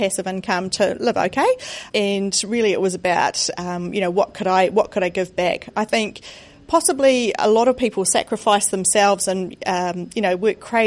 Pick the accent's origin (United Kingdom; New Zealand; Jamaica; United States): New Zealand; I am from New Zealand